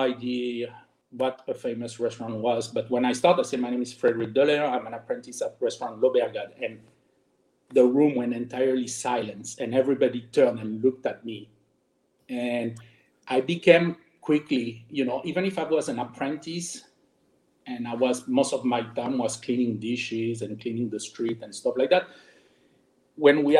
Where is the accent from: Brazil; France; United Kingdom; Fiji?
France; English is a second language; moved away as an adult; also born or lived in Germany; now in Miami, United States; I was born and raised in France